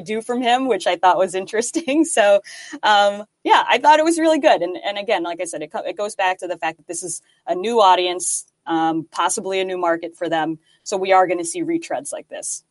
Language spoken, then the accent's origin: English; United States; as an American fan